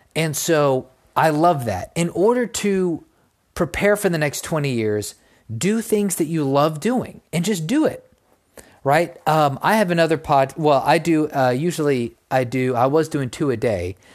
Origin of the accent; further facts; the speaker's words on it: Texas, United States; in my home state